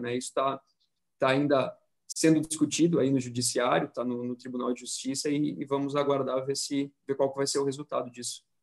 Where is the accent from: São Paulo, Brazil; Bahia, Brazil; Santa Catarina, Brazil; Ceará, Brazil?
Santa Catarina, Brazil; Florianópolis; Eu sou aqui de Florianópolis também